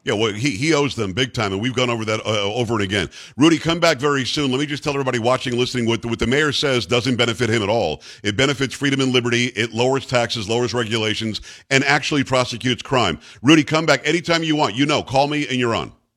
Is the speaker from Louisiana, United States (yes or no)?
no; Suffolk County, New York, United States; also born or lived in Albany, New York; I'm from Suffolk County, I'm from Metro New York originally